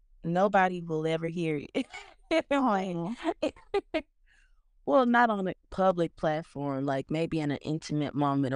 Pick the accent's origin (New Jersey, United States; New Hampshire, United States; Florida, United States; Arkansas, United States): Arkansas, United States; Helena-West Helena; also born or lived in Memphis, Tennessee; Well, I'm from Helena, West Helena. It's a small city in Arkansas. Born and raised there. I kind of have spent some time in Memphis, Tennessee, like during my middle school years. But for the most part, I've lived in West Helena.